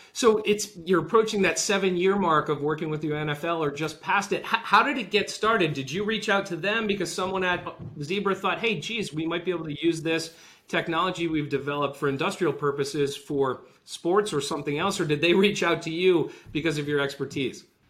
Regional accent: Rhode Island, United States; I grew up in Rhode Island

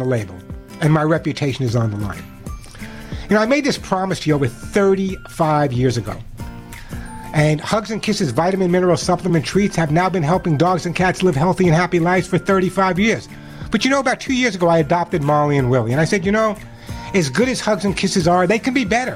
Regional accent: New York City, New York, United States; I grew up in New York City

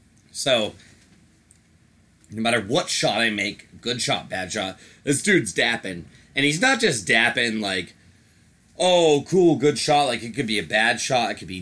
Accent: Georgia, United States; I'm from Georgia.

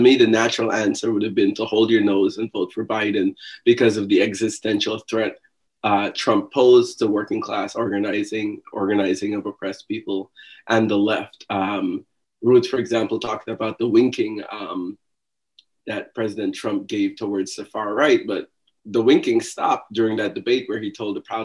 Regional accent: Guyana; now in New York, United States; I am originally from Guyana

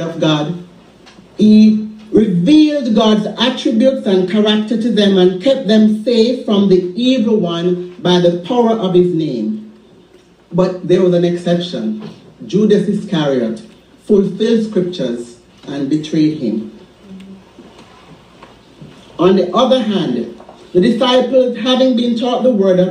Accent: Jamaica; Growing up in Jamaica, we raised chickens in our backyards

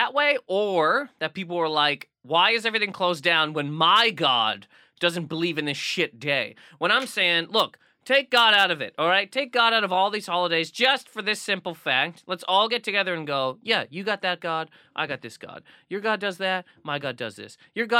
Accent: Nova Scotia, Canada; When I was growing up in the Nova Scotia of Scotias, Christmas was done.

